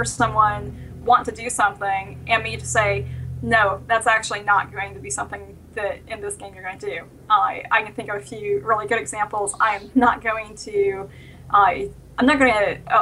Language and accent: English; the South, United States; I grew up in the South